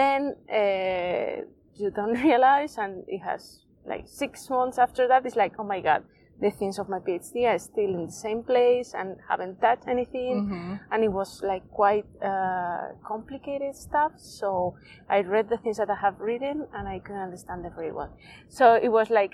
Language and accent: English; Spain; English is a second language; I'm from Spain